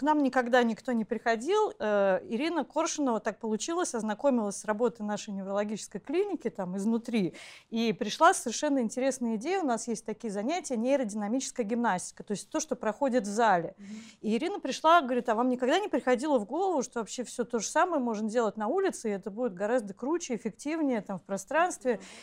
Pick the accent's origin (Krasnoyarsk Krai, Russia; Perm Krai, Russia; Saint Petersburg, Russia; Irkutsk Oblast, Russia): Saint Petersburg, Russia; мое детство прошло в Ленинграде, в центре Ленинграда